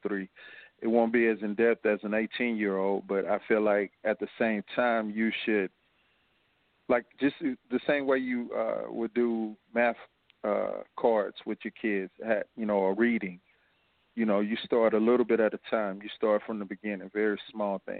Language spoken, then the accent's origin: English; Fort Worth, Texas, United States; now in Houston, United States; I come from Fort Worth and Como, which is the same as you would have here in Houston